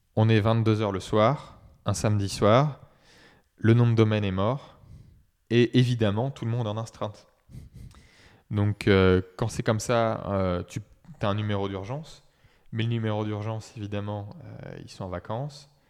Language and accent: French; Saumur, Pays de la Loire, France; moved away as an adult; also born or lived in Brittany; now in Nantes, France; à l'origine, euh, je suis de Saumur, donc à côté d'Angers